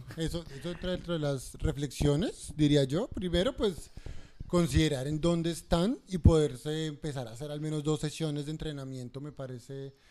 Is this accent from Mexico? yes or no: no; Colombia; now in Australia; somos colombianos